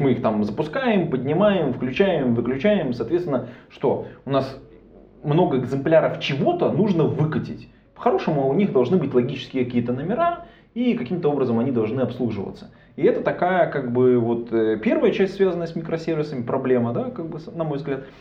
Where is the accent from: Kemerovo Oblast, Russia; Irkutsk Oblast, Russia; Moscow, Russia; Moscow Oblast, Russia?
Irkutsk Oblast, Russia; Irkutsk; now in Saint Petersburg, Russia; я из Иркутска